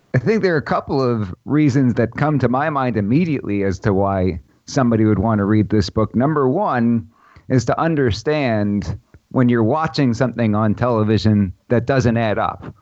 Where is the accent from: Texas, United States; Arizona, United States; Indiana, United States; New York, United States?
New York, United States; New York City; I grew up in Brooklyn, New York